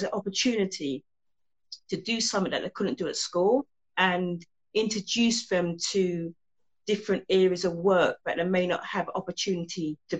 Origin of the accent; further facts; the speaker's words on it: London, United Kingdom; I was actually born and raised in Hackney